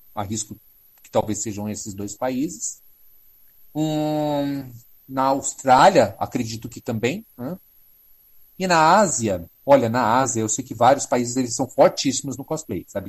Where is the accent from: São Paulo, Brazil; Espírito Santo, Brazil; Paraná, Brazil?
Paraná, Brazil; also born or lived in Londrina, Paraná; eu morava em Londrina, no Paraná. Sim, eu sou paranaense